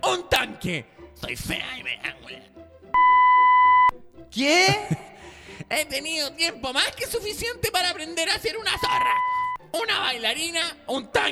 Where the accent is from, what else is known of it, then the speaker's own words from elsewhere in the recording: Viña del Mar, Valparaíso, Chile; now in Sweden; Nací y crecí en Viña. Me ahueoné, me vine a Suecia.